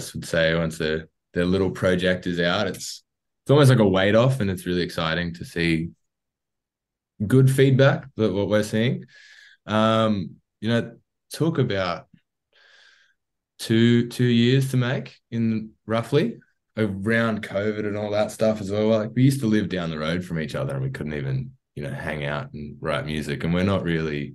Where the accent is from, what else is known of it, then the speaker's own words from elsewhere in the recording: Wollongong, New South Wales, Australia; also born or lived in Jervis Bay; we're all from the Gong. We've all kind of born and bred between Wollongong and Jervis Bay